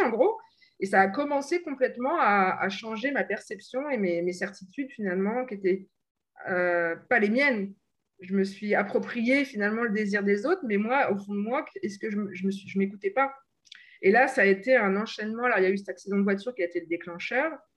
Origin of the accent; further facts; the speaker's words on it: Normandy, France; moved away as an adult; also born or lived in England / Bordeaux; now in Paris region, France; je ne suis pas originaire de la région parisienne, je suis de Normandie